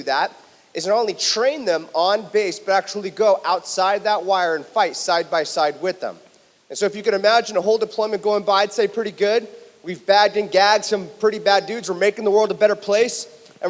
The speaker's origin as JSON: {"language": "English", "town": "Huntington Beach", "region": "California", "country": "United States", "tie": "born or raised there", "said": "my hometown, Huntington Beach, California"}